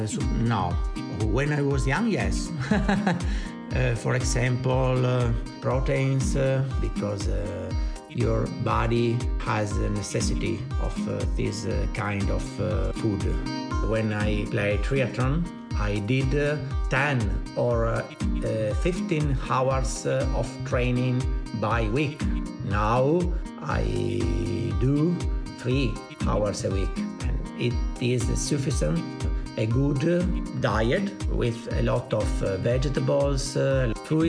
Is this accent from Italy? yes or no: yes; Italy; English is a second language; I'm from Italy